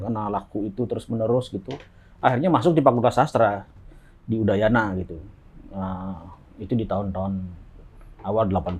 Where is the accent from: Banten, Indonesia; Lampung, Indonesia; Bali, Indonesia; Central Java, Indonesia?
Bali, Indonesia; now in Bintaro, Indonesia; saya orang Bali